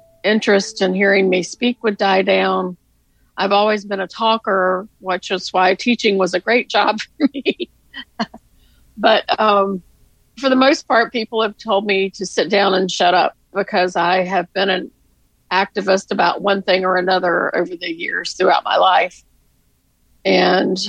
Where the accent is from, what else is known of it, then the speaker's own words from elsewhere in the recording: the South, United States; we're both somewhat from the South